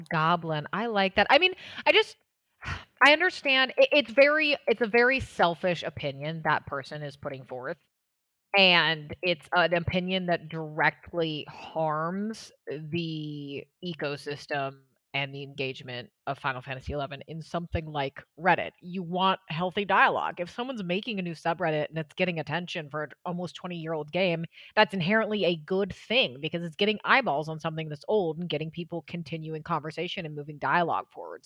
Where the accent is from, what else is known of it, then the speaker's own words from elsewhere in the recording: Washington, United States; moved away; I grew up in Washington State, uh, I lived for a long time in D C East Coast area